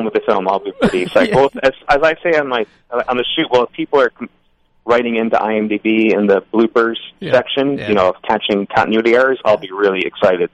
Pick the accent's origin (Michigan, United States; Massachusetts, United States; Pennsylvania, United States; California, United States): Massachusetts, United States; Newton; where I grew up, which is, you know, Newton, which is a suburb of Boston.